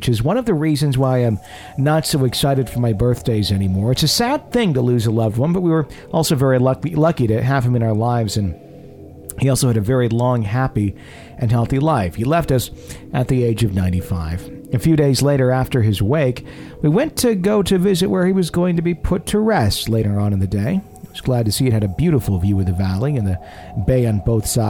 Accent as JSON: {"language": "English", "region": "Wisconsin", "country": "United States", "said": "am I always a Wisconsinite"}